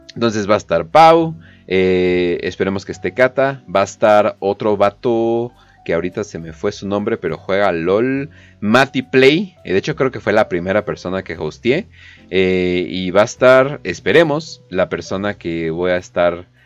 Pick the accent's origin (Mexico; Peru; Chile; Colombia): Mexico; soy mexicano y me gusta ser mexicano, ni siquiera me gustaría salir del país